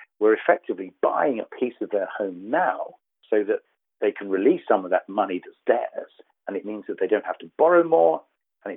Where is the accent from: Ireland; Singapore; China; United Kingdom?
United Kingdom; accent: deep southern; moved away as an adult; now in Southern California, United States; As you can tell from my deep southern accent, I was born in the United Kingdom and I moved over here about 4 years ago.